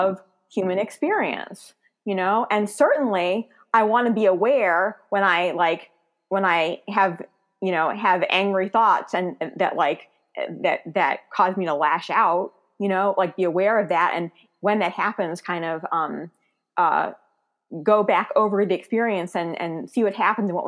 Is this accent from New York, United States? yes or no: yes; New York City, New York, United States; moved away; I'm from Brooklyn